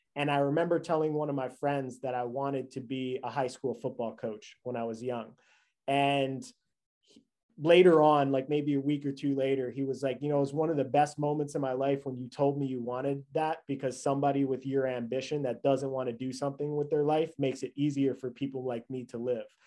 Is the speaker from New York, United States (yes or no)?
yes; New York, United States; I grew up in New York.